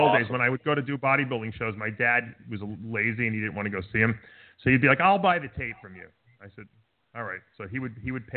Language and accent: English; New York, United States; now in Florida, United States; I'm from New York